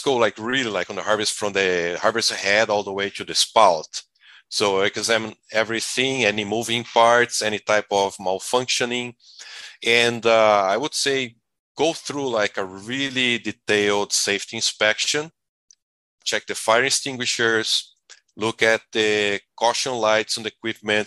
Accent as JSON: {"language": "English", "country": "Brazil", "moved": "as an adult", "lives_now": "United States", "said": "I'm originally from Brazil."}